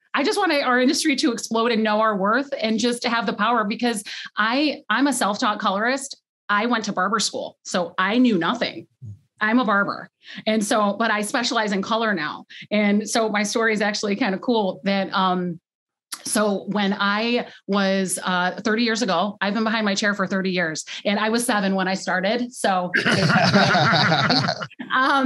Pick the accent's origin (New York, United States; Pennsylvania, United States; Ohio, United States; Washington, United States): Ohio, United States; Youngstown; now in Cleveland, United States; So I actually grew up in Youngstown, which is about an hour south.